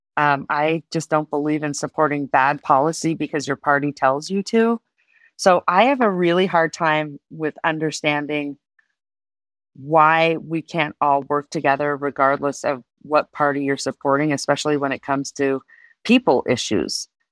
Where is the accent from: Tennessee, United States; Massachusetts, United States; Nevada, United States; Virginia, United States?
Nevada, United States; Reno; also born or lived in Colorado Springs; I was born and raised in, in my city, and it was predominantly gaming